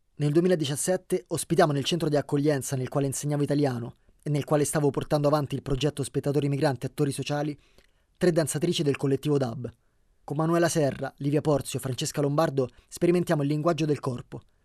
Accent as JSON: {"language": "Italian", "country": "Guinea", "second_language": "Italian", "moved": "as an adult", "lives_now": "Italy", "said": "Nel mio paese, in Guinea, nella mia regione, esiste una, un tipo di danza"}